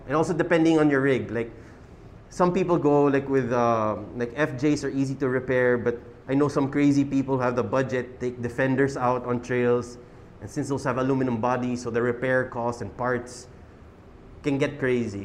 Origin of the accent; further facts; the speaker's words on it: Quezon City, Metro Manila, Philippines; we're from Quezon City